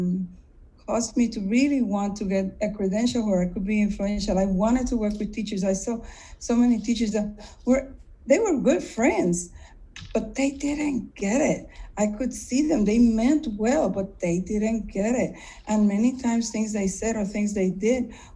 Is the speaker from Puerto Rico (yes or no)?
yes; Puerto Rico; moved away as an adult; also born or lived in Mississippi; now in United States; I grew up in Puerto Rico.